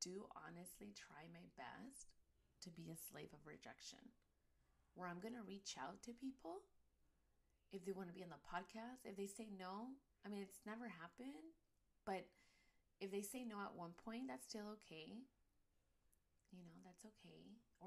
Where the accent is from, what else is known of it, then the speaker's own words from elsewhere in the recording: United States; as Chicana and Latina moms